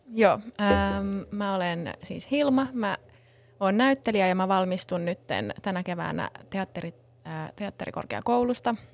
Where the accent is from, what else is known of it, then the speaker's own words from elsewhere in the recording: Helsinki, Uusimaa, Finland; Mä oon helsinkiläinen, täällä Kruunhaasta kotoisin